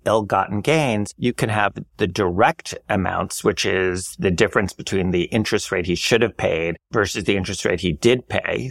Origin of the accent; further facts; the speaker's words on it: New York City, New York, United States; as a New Yorker